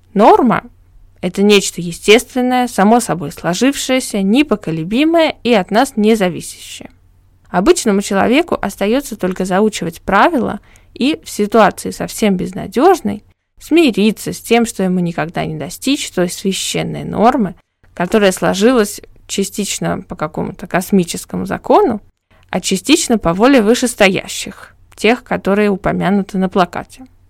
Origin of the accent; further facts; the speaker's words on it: Saint Petersburg, Russia; moved away as an adult; в течение 21 года моей жизни оно было метрополитеном моего города